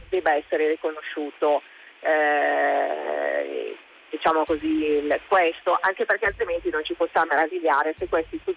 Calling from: Alessandria, Piedmont, Italy; Pronto, buongiorno … siamo da Alessandra.

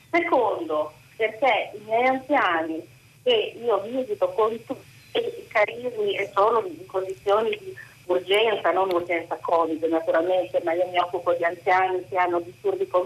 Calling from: Bologna, Emilia-Romagna, Italy; Buongiorno … siamo da Bologna.

